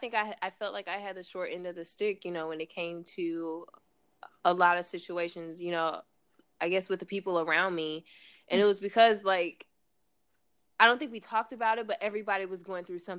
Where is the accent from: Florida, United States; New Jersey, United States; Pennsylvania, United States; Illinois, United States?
Illinois, United States; East St. Louis; born or raised there